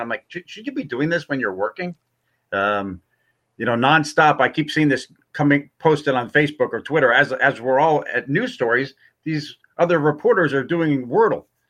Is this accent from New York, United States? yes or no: yes; New York, United States; I'm from New York